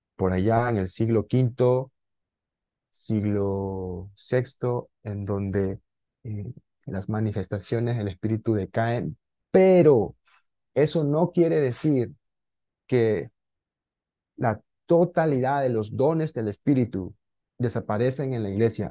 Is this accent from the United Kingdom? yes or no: no; Lima, Peru; moved away as an adult; now in Peruvian jungle, Peru; estoy en la selva peruana, soy de Lima